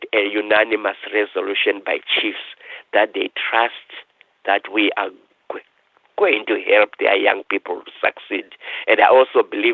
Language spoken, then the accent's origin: English; Zimbabwe; moved away as an adult; now in Thunder Bay, Canada; I was born in Africa, in Rhodesia, then Zimbabwe